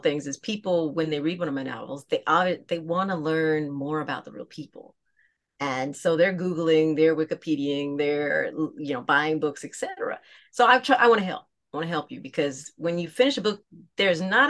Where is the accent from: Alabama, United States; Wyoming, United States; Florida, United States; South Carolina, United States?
South Carolina, United States; Aiken; I'm from Aiken, South Carolina